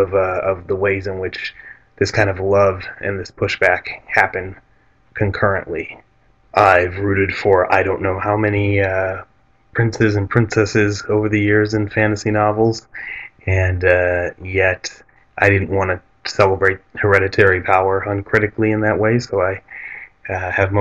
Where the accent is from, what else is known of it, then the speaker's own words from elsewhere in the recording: Detroit, Michigan, United States; I was born in Detroit in the 70s. I was part of a working class Arab American enclave there